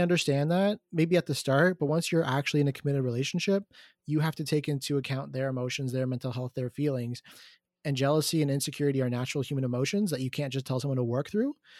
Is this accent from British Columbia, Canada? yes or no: no; Markham, Ontario, Canada; I'm from Markham.